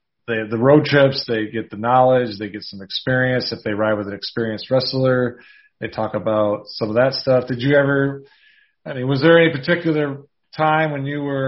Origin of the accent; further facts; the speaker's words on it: Rice Lake, Wisconsin, United States; moved away as an adult; I was born and raised in Rice Lake, Wisconsin